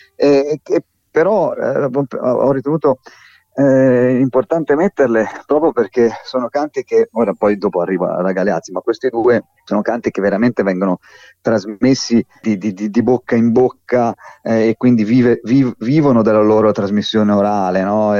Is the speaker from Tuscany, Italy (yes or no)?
yes; Tuscany, Italy; io di, di qui sono